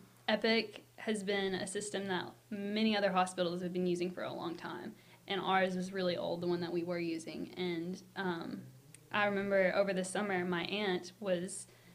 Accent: London, Kentucky, United States; I'm from London, Kentucky.

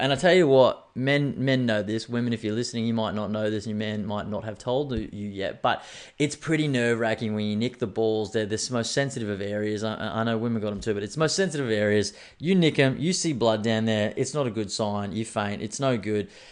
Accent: Australia; I'm an Australian man with Irish roots

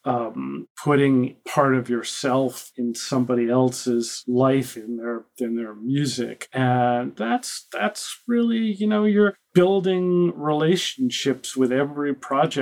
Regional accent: Boston, Massachusetts, United States; I grew up in Boston and would always, as a kid, go to Boston Symphony Hall

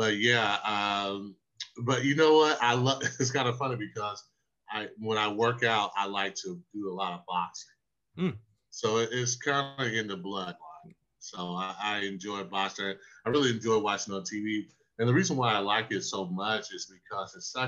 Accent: South Carolina, United States; I grew up in South Carolina

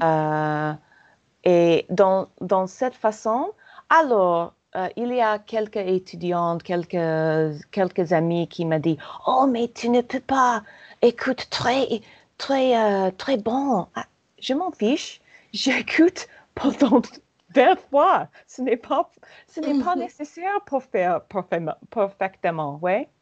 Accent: United States; accent: American; French is a second language; j'adore mon accent euh, américain

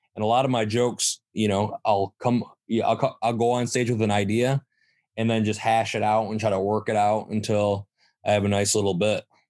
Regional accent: Saginaw, Michigan, United States; I'm from Saginaw

